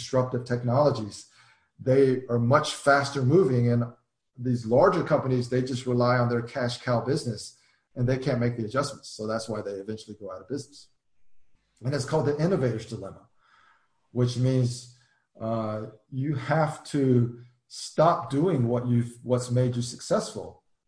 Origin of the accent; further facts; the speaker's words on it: United States; I'm an American